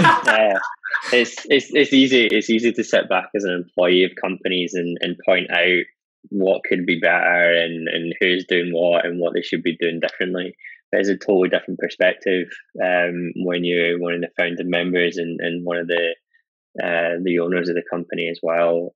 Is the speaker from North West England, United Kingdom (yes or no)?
no; Scotland, United Kingdom; being Scottish